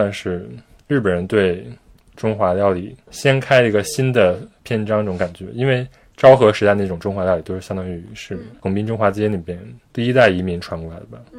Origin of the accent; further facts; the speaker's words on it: China; 包括面的种类，我觉得就是即便作为中国人，我都很多都不知道，